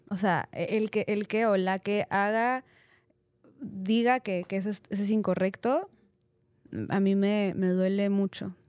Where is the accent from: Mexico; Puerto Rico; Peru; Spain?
Peru; soy soy peruana, soy latina